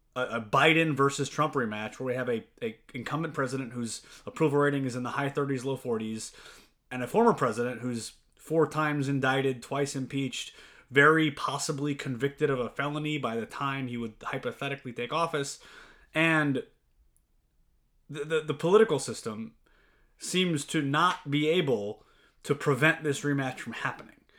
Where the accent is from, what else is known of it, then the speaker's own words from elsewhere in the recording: Louisiana, United States; I'm from Louisiana